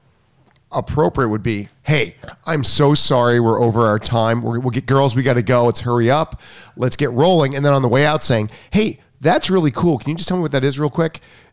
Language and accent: English; East Coast, United States; I'm from the East Coast.